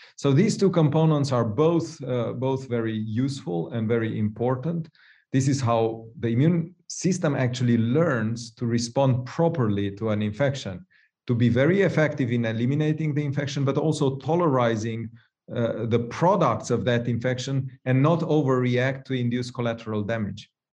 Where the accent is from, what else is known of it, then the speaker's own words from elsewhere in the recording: Romania; moved away; I'm from Romania originally myself